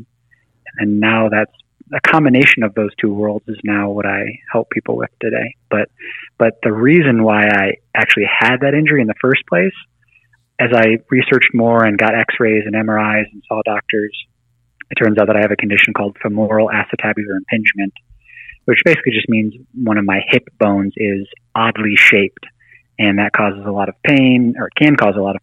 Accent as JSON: {"language": "English", "region": "Michigan", "country": "United States", "tie": "born or raised there", "also_born_or_lived": "Massachusetts / California", "moved": "as an adult", "lives_now": "Barichara, Colombia", "said": "I grew up mostly in Michigan"}